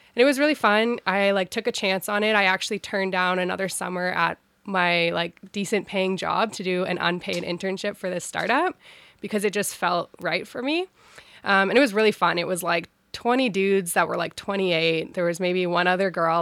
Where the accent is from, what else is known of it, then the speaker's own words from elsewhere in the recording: Ottawa, Ontario, Canada; I was born and raised in Ottawa